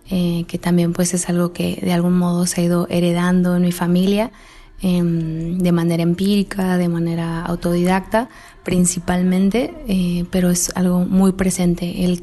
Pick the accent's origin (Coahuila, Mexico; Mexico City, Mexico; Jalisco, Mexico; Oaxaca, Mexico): Jalisco, Mexico; Guadalajara; born there; nací en Guadalajara, Jalisco, México.